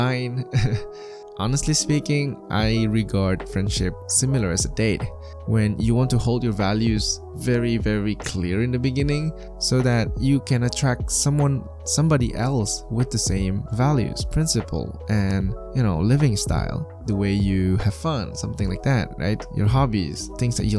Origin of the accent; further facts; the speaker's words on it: China; moved away; I was from China